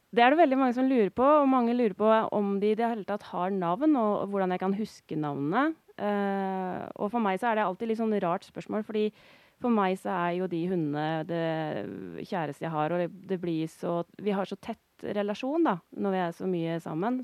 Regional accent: Notodden, Vestfold og Telemark, Norway; moved away as an adult; now in Øystre Slidre, Norway; Jeg er fra Notodden i Telemark

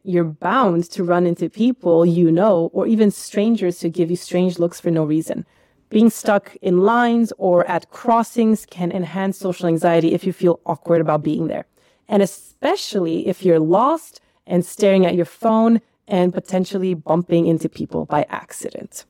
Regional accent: United States; now in Netherlands; I grew up in America

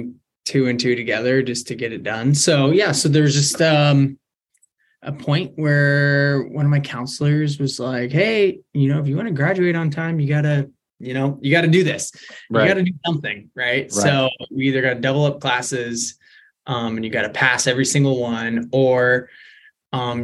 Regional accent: Beaverton, Oregon, United States; born and raised in Beaverton.

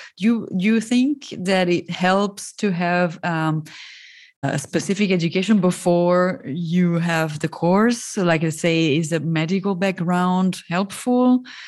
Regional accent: Italy; I'm from Italy

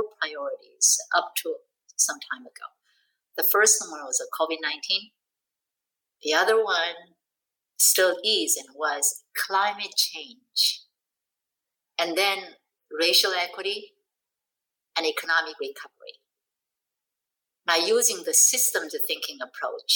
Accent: South Korea; moved away; I'm from Korea

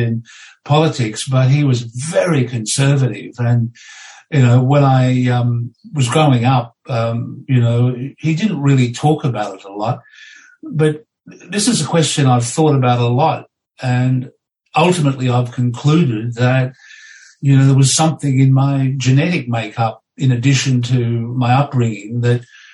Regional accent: Foster, Victoria, Australia; moved away as an adult; also born or lived in Sydney; I moved from being an only child in my adopted family in Foster, and I moved to Sydney.

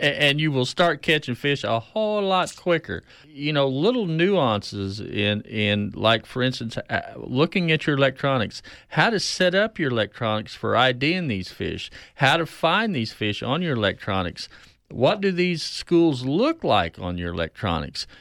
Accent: Keystone Lake, northeastern Oklahoma, United States; growing up on Keystone

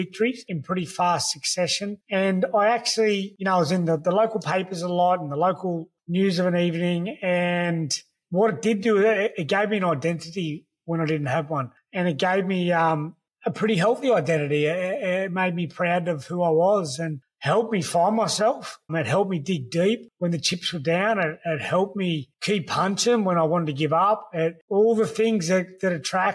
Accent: the Shire, New South Wales, Australia; growing up in the Shire

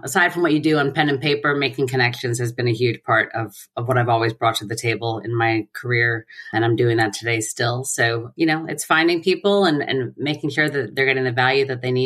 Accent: New Rochelle, New York, United States; also born or lived in Pelham, New York; I grew up in New Rochelle, which is about 2 miles from where I currently live, next town over

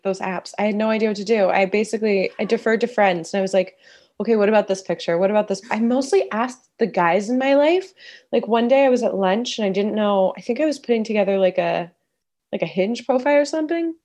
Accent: East Coast, United States; moved away as an adult; now in Los Angeles, United States; I grew up on the East Coast, went to college on the East Coast, and then about ten years ago, I moved to Los Angeles

